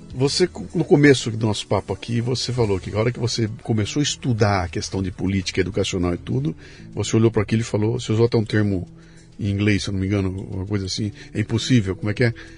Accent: Bauru, São Paulo, Brazil; Eu sou de Bauru, interior de São Paulo

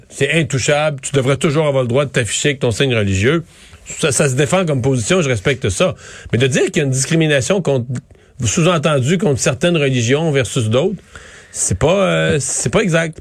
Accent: Quebec, Canada; en tant que Québécois

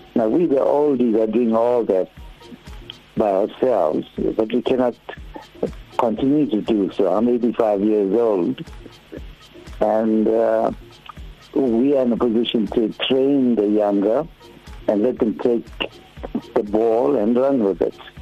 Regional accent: South Africa; But we're also South Africans.

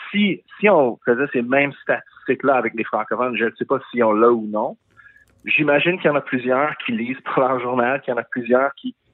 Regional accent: Quebec, Canada; Je suis québécois.

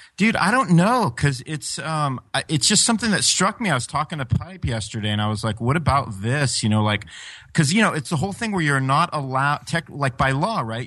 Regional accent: California, United States; I was European guy from California

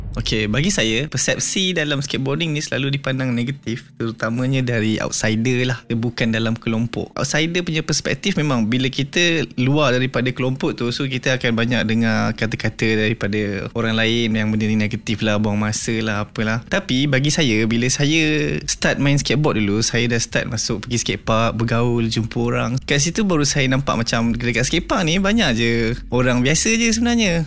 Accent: Bandar Baru Bangi, Selangor, Malaysia; Saya berasal daripada Bandar Baru Bangi dan menetap pun di Bandar Baru Bangi.

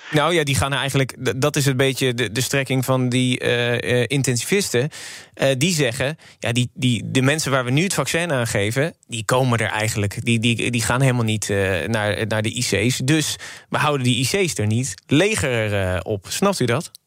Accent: Werkhoven, Utrecht, Netherlands; ik kom uit Werkhoven

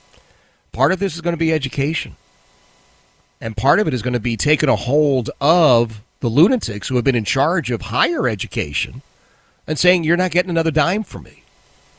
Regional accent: United States; I live in the United States because I'm an American.

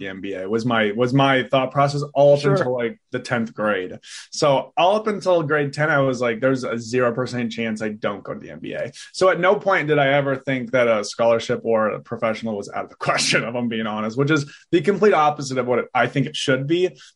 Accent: Kelowna, British Columbia, Canada; now in Vancouver, Canada; I was born in Kelowna, BC, currently in Vancouver, BC.

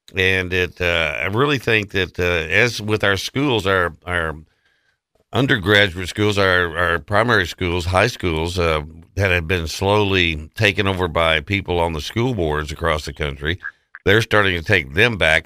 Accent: Odessa, Texas, United States; I grew up in Odessa

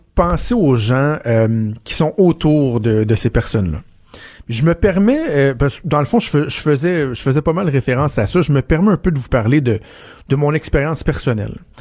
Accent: Ville-la-Salle, Quebec, Canada; moved away; à l'hôpital, à Ville-la-Salle, dans ma, dans ma région natale, dans ma ville natale

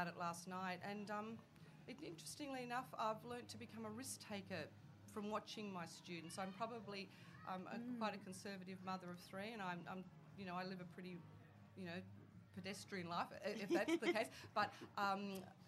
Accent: Sydney, New South Wales, Australia; we've lived in Sydney all our life

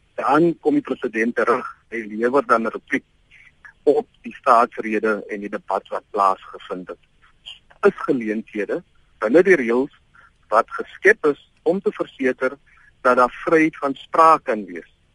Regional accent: South Africa; ons is tog trots as Suid-Afrikaners

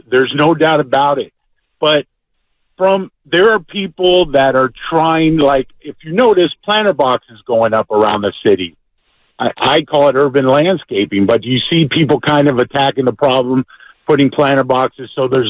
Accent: San Francisco, California, United States; I'm 58, born and raised in San Francisco. I've been a civil servant for San Francisco for 34 years.

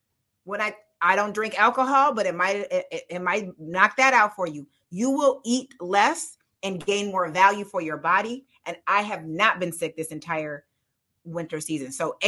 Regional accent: Midwest, United States; Oh yeah, I'm from the Midwest.

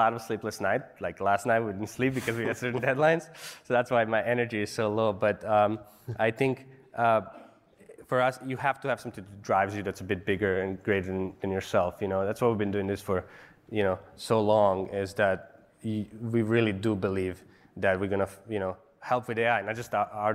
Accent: Bosnia & Herzegovina; moved away as an adult; also born or lived in Serbia; now in United States; I was born in Bosnia. I lived in Serbia. I moved here when I was 20

